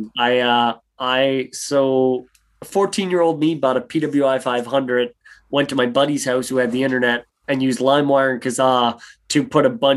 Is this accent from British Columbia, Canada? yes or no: no; Cape Breton Island, Nova Scotia, Canada; moved away as an adult; also born or lived in Windsor, Ontario; now in Nova Scotia, Canada; So I'm from Cape Breton Island, which is the tip of Nova Scotia. There's an island up there, and I'm from the island. I'm from a small town just outside of Sydney. I'm from South Barre. I was born on a small little farm and then grew up inside of the city